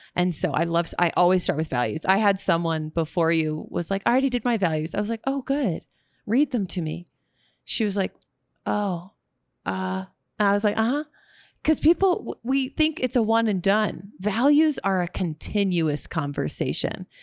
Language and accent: English; Texas, United States; moved away; also born or lived in California; I'm from Texas